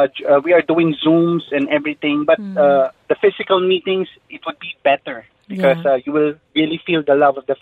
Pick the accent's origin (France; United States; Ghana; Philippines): Philippines; English is a second language; From Philippines.